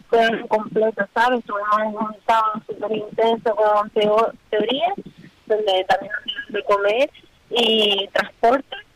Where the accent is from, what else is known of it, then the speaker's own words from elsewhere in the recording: Lanzarote, Canary Islands, Spain; Yo, por ejemplo, soy de Lanzarote